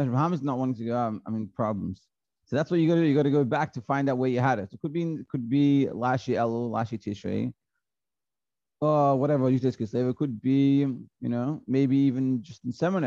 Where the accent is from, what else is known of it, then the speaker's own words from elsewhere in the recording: Australia; I was from Australia, so I went back to Australia.